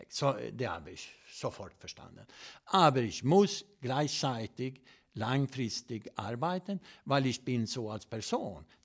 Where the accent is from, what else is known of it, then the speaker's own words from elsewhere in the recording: Sweden; German is a second language; ich komme aus Schweden